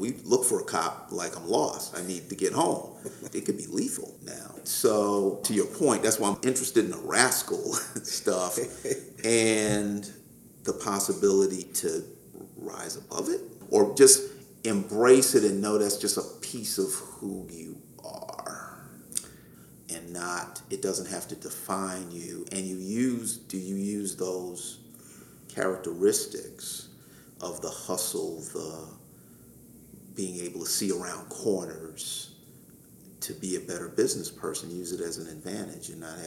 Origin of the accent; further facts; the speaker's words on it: New York City, New York, United States; growing up in New York, young innocent kids, we had like 5 square blocks that we would run around 97th, Amsterdam, Columbus